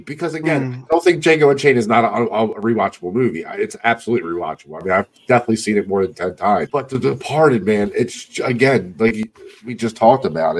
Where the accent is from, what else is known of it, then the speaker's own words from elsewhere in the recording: Baltimore, Maryland, United States; I'm from Baltimore